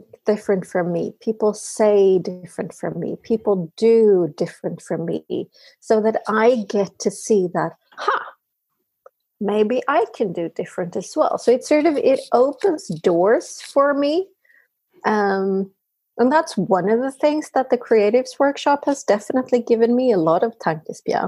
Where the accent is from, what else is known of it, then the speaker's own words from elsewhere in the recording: Sweden; I am talking from Sweden. I am Swede through and through